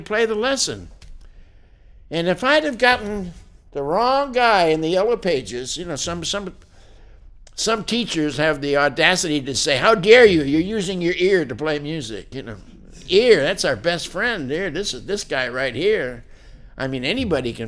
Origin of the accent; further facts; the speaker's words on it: Springfield, Massachusetts, United States; I lived in my hometown in Springfield, Massachusetts